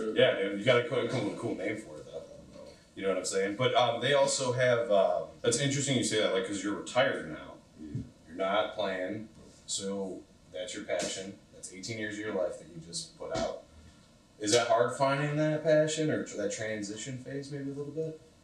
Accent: Cleveland, Ohio, United States; I come from Cleveland, but like the West Side

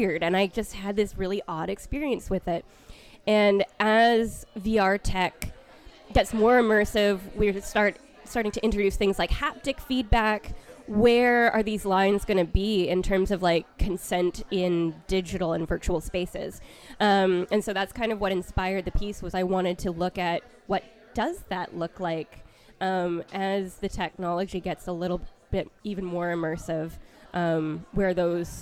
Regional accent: Vancouver, British Columbia, Canada; moved away; back in my hometown of Vancouver in Canada

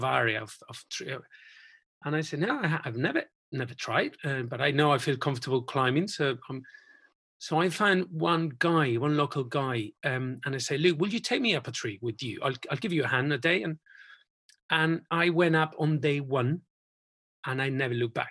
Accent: Spain; moved away as an adult; also born or lived in Bristol; now in Cotswolds, United Kingdom; We went back to Spain for a few years

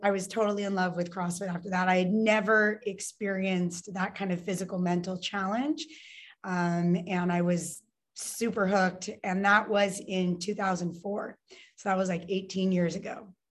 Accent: Lake Tahoe, California, United States; also born or lived in Santa Cruz, California; I was born in Lake Tahoe, California, so mountain town here in California, um, and I was there until I was 15

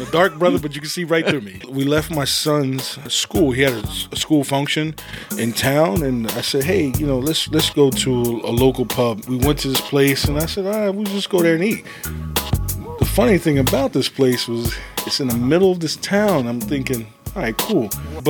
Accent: Buena, New Jersey, United States; I'm from a small little town in Buena.

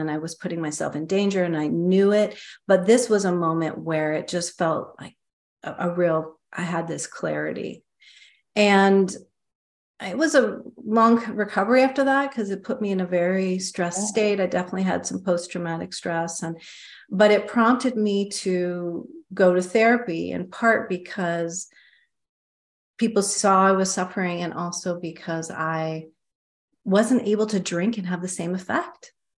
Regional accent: Midwest, United States; also born or lived in East Coast; now in San Francisco, United States; I grew up in Midwest, East Coast, and I moved to San Francisco, where I'm currently living.

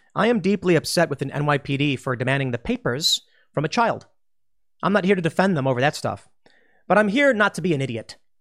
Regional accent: United States; as an American

